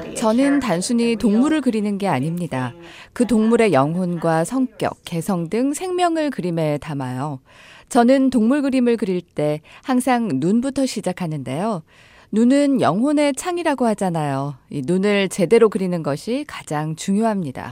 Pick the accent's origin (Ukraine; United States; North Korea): United States; South Texas; 저는 남부 텍사스에서 자랐거든요.